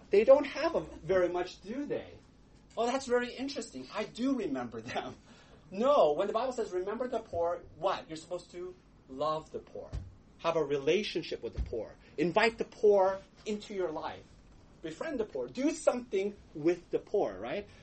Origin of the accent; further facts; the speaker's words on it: United States; we are American individualists